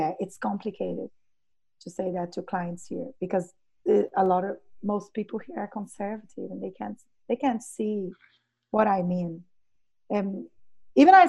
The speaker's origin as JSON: {"language": "English", "country": "Brazil", "tie": "born or raised there", "said": "I worked 4 or 5 years as a doula here in my hometown"}